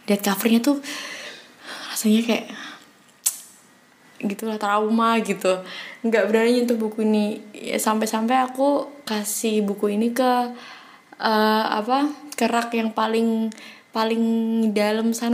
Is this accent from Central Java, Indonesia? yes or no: yes; Semarang, Central Java, Indonesia; aku dari Semarang.